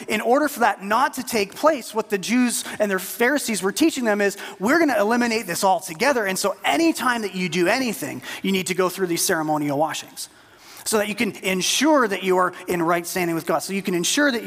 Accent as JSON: {"language": "English", "country": "Canada", "said": "as a Canadian"}